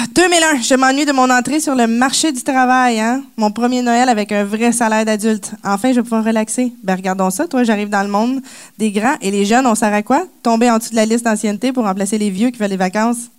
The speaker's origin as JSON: {"language": "French", "region": "Quebec", "country": "Canada", "tie": "born or raised there"}